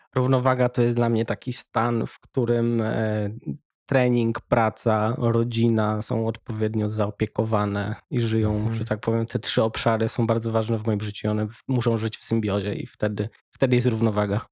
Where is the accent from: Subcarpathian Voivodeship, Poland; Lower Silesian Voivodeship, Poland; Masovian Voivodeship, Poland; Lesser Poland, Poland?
Lower Silesian Voivodeship, Poland; Wrocław; wychowałem się we Wrocławiu